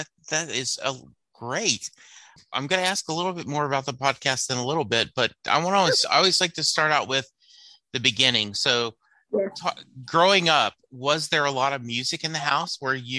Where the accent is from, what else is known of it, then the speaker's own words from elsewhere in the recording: Louisiana, United States; You know, I grew up in Louisiana